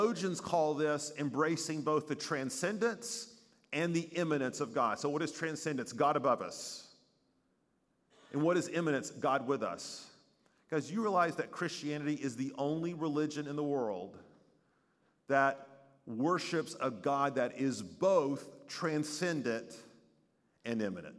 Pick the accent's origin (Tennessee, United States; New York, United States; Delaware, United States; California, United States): Tennessee, United States; East; moved away as an adult; I was 6 hours away from growing up in East Tennessee